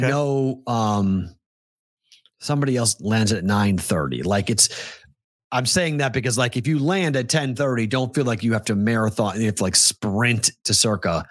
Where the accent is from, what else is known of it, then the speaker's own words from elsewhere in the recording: New England, United States; moved away as an adult; now in Las Vegas, United States; Growing up in New England